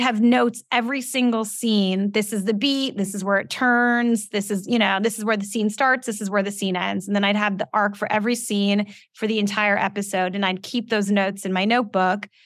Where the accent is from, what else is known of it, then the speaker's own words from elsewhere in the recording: Los Angeles, California, United States; also born or lived in Calabasas, California; I grew up in West Hills. I went to Calabasas High School